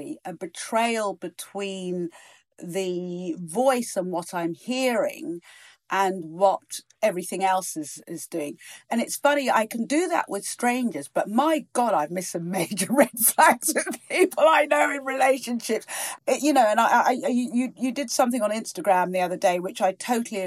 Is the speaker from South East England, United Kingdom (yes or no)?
yes; Virginia Water, South East England, United Kingdom; also born or lived in East Africa / Norfolk; where I grew up in Virginia Water